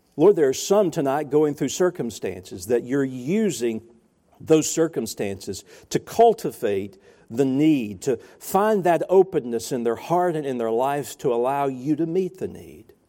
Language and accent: English; the South, United States; I'm from the South.